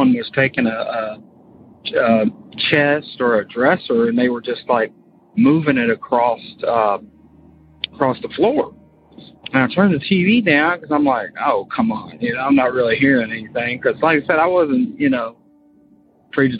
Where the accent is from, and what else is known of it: Florida, United States; born or raised there; moved away as an adult; now in Kentucky, United States